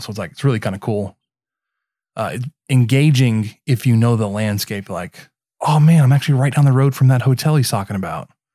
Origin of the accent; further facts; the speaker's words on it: Mesquite, Texas, United States; based in Mesquite, which is what my hometown